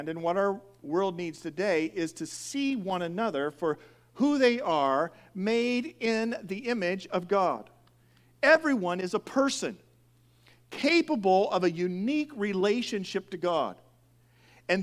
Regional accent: Indiana, United States; now in California, United States; I'm from Indiana.

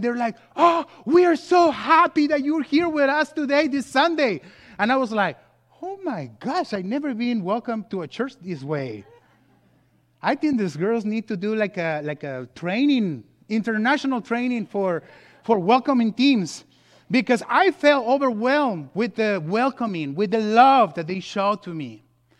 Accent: California, United States; And you know, I come from California.

